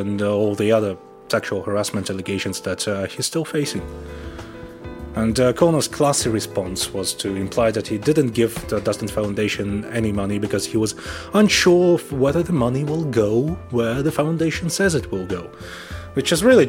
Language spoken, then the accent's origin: English; Russia; I'm from Russia.